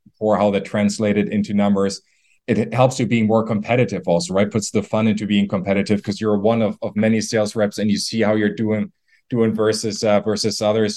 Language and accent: English; Germany; moved away; I'm from Germany originally.